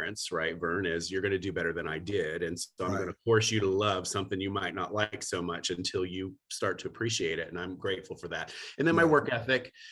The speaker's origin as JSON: {"language": "English", "town": "Youngstown", "region": "Ohio", "country": "United States", "tie": "born or raised there", "also_born_or_lived": "Miami, Florida", "moved": "as an adult", "said": "in Northeast Ohio is where I grew up, in Youngstown"}